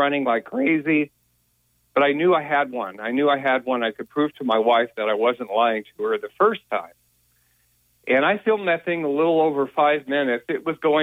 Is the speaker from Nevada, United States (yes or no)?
yes; Las Vegas, Nevada, United States; moved away; I grew up in Las Vegas.